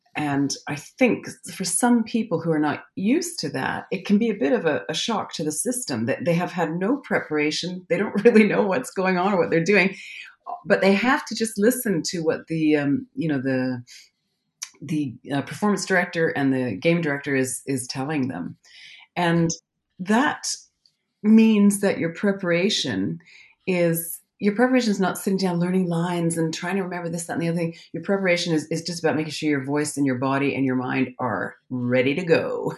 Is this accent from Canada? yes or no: yes; Calgary, Alberta, Canada; now in London, United Kingdom; I'm from Calgary, Alberta, Canada. I'm a Canadian.